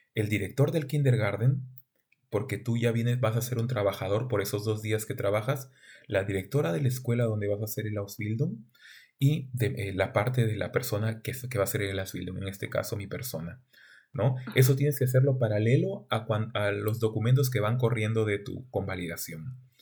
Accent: Túcume, Lambayeque, Peru; moved away as an adult; now in Germany; mi pueblo o distrito se llama Túcume, es un pequeño distrito en el norte del Perú, en la región de Lambayeque

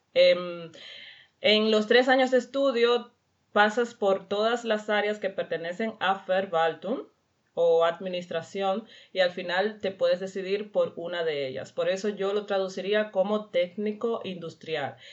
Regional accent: Cuba; moved away as an adult; now in Weiler-Simmerberg, Germany; yo vengo de Cuba

